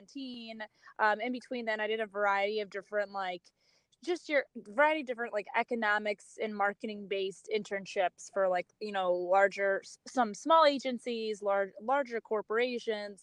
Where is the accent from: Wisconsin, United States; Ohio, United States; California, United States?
Wisconsin, United States; Milwaukee; moved away as an adult; now in Chicago, United States; I'm born and raised in Milwaukee. I'm currently Chicago based, but I'm originally from Milwaukee